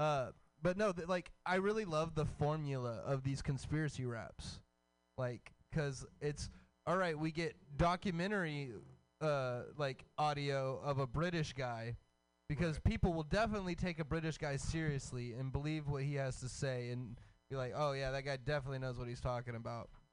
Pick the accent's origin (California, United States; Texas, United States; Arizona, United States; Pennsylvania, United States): Texas, United States; Hemphill; moved away; the whole East Texas like area is just like woods